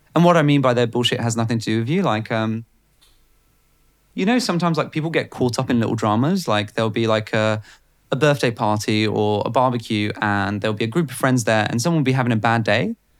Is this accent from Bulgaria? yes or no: yes; Bulgaria; now in United Kingdom; growing up in Bulgaria